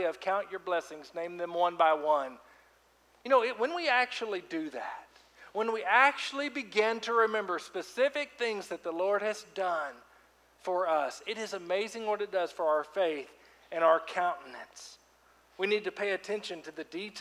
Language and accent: English; Fort Smith, Arkansas, United States; moved away as an adult; my hometown, Fort Smith, Arkansas, ran around there for 15 years of my life. And you know, I've been gone since college